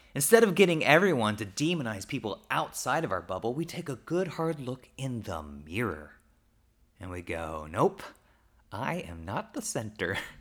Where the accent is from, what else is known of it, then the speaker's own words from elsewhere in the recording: Oklahoma, United States; I grew up in Oklahoma